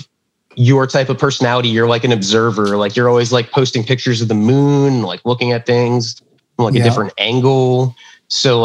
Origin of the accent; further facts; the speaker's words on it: Florida, United States; moved away; I'm from Florida